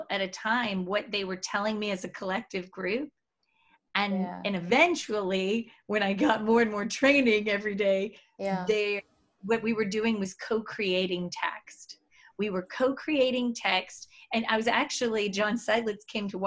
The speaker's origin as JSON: {"language": "English", "country": "Mexico", "moved": "yes", "said": "I'm from Mexico"}